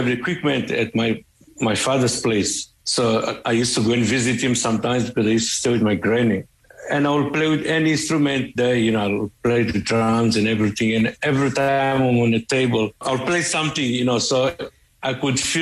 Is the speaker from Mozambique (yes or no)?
yes; Maputo, Mozambique; also born or lived in Johannesburg, South Africa; now in Cape Town, South Africa; I was born in Lawrence Marcus, but I stayed in Joburg, you know, from the 80s